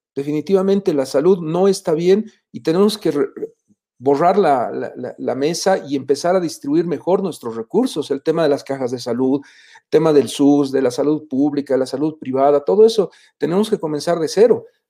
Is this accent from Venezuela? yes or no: no; Bolivia; como bolivianos